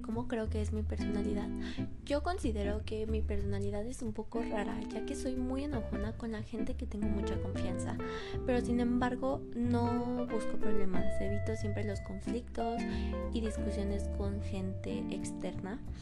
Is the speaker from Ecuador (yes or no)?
no; Mexico City, Mexico; Nací en la Ciudad de México.